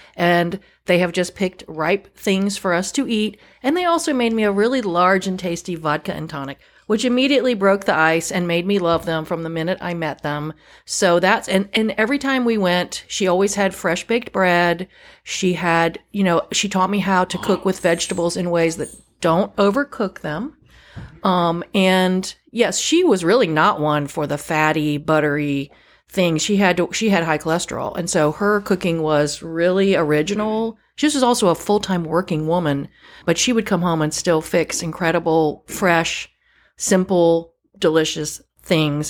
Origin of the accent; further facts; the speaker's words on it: Northern Virginia, United States; moved away as an adult; now in North Carolina, United States; I grew up in Northern Virginia, which is really not part of the South